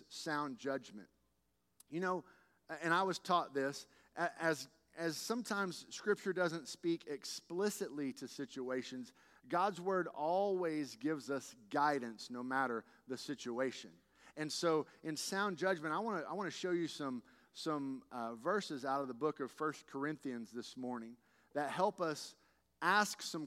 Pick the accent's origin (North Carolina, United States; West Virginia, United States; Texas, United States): Texas, United States; as a Texan